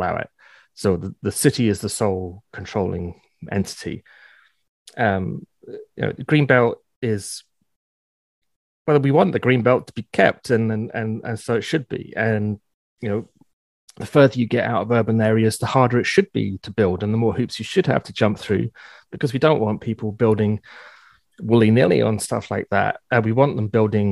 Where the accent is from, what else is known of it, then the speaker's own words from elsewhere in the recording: United Kingdom; now in Ontario, Canada; I grew up just outside London